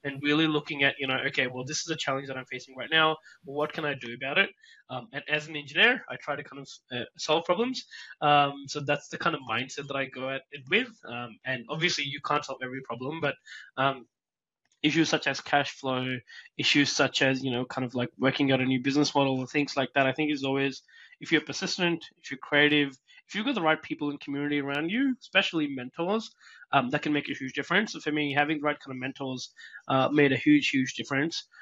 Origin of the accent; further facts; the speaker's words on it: Pakistan; moved away as an adult; now in Australia; I'm originally from Pakistan